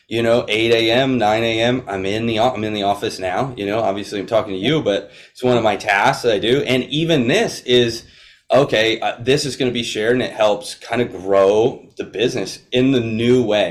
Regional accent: Florida, United States; I grew up in Florida

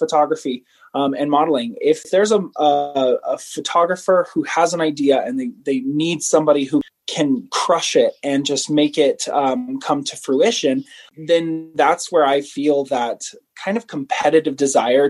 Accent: Savannah, Georgia, United States; now in Utah, United States; I'm from Savannah.

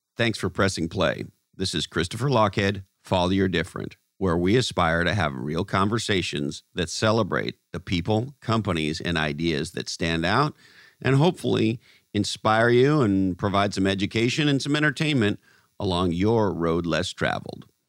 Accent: Canada; moved away; also born or lived in United States; I was born in Canada, lived in, in the United States of America for uh, in excess of twenty years, but I'm of Scottish descent

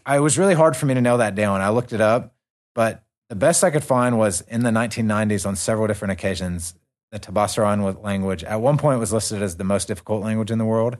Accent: North Carolina, United States; I'm from North Carolina

